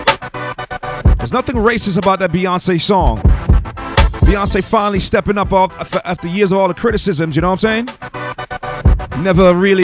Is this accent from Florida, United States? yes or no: yes; Florida, United States; my home state of Florida